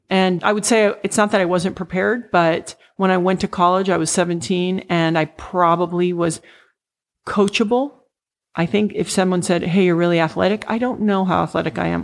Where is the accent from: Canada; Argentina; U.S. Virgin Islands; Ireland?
U.S. Virgin Islands; moved away; also born or lived in Puerto Rico / Saint Thomas; eventually I really grew up in the Virgin Islands.